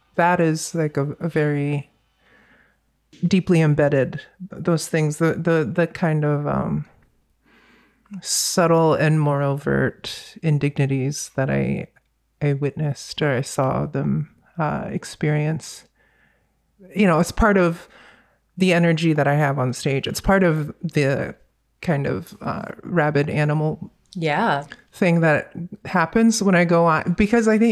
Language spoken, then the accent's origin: English; Virginia, United States; also born or lived in North Carolina; growing up in Virginia, especially at that time, it was mid-80s, early 90s